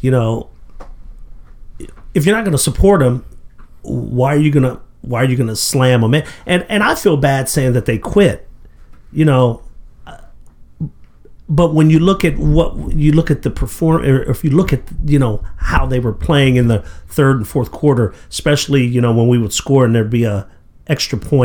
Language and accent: English; Warren, Ohio, United States; moved away; growing up in Warren, my dad used to take me out of elementary school in fourth grade